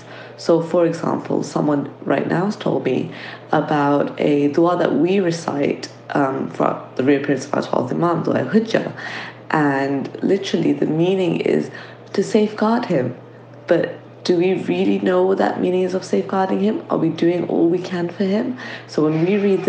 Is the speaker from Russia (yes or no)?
no; London, United Kingdom; I'm from London.